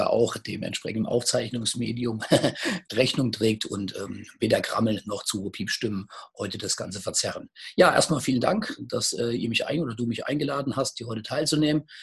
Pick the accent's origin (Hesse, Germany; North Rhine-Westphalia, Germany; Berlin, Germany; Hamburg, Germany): Hesse, Germany; Gießen; born there; now in Marburg, Germany; Ich komme nicht wirklich von hier. Wobei, doch, ich ja, ich bin auch geboren in Gießen, aber meinen, mein Vater kommt natürlich aus dem Bayerischen, daher eben auch der Name.